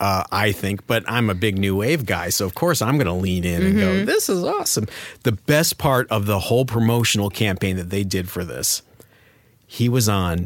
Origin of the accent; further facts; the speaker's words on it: Cleveland, Ohio, United States; I'm from Cleveland.